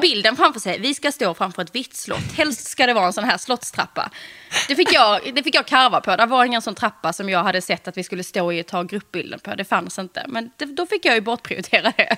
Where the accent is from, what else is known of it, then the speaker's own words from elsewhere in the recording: Eslöv, Skåne, Sweden; moved away as an adult; also born or lived in Stockholm; vi gifte oss på ett slott utanför Eslöv, där jag kommer ifrån